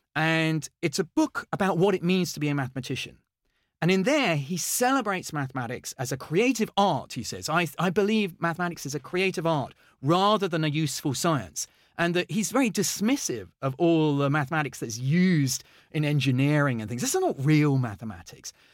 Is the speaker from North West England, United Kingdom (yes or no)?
no; Henley-on-Thames, South East England, United Kingdom; also born or lived in London; I grew up in, in Henley. I was born in London, uh, but we moved to Oxfordshire